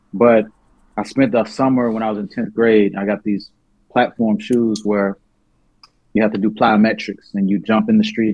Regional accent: New Orleans, Louisiana, United States; I was born in New Orleans

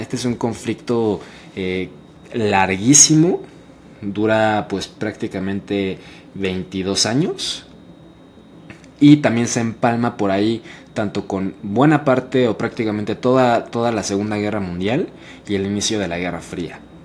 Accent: Mexico; para mí que soy mexicano

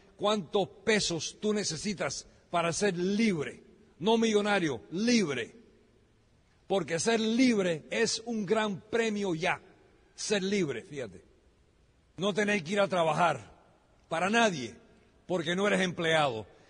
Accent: United States; Yo soy americano de nacimiento

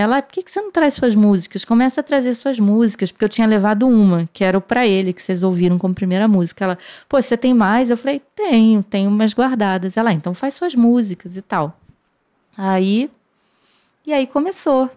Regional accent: Rio de Janeiro, Brazil; quando eu nasci, meu pai já morava no Jabur, que é o bairro onde o Hermeto mora até hoje

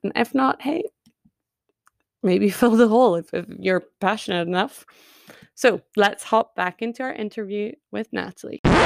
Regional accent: United Kingdom; I am British

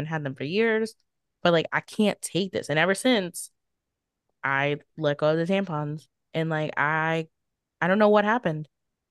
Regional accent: New Orleans, Louisiana, United States; growing up in New Orleans

